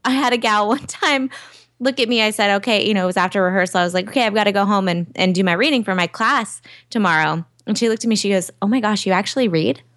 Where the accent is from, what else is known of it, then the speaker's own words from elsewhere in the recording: Southern California, United States; also born or lived in New York; I'm from Southern California